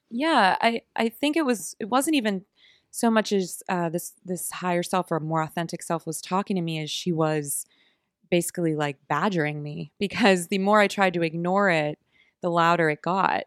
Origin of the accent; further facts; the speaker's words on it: Oakmont, Pennsylvania, United States; also born or lived in Pittsburgh; I grew up in Oakmont, Pennsylvania, so a little suburb outside of Pittsburgh